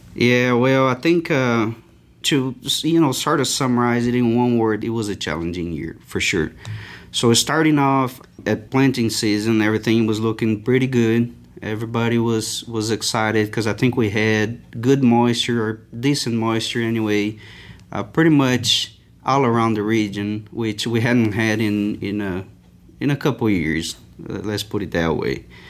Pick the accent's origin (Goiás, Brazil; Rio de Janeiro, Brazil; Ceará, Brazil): Goiás, Brazil; Itumbiara; English is a second language; moved away as an adult; also born or lived in São Paulo / Christchurch, New Zealand / Uberlândia, Minas Gerais / Cuiabá, Mato Grosso; now in Lubbock, United States; I moved, uh, to Itumbiara, uh, in the state of Goiás, which is a fairly a small little town